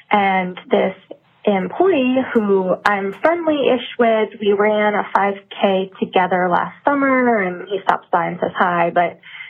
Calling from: New Hampshire, United States; calling from New Hampshire.

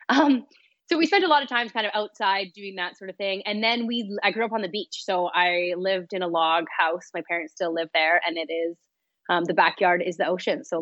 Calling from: Vancouver, British Columbia, Canada; Um, I'm up in Vancouver, BC.

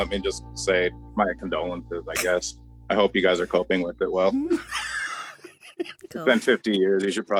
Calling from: Marquette, Michigan, United States; calling from the Freedom Station in Marquette.

